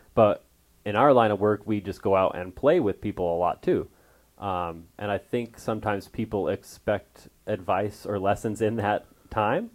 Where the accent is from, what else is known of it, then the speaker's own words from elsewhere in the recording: Westminster, Colorado, United States; moved away as an adult; also born or lived in Trinidad, Colorado / Alamosa, Colorado; now in Arizona, United States; I grew up in Westminster, Colorado, little suburb outside of Denver